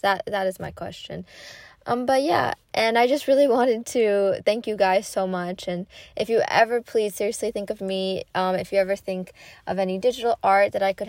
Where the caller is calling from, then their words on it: North Carolina, United States; I'm listening from North Carolina. It's a very southern state.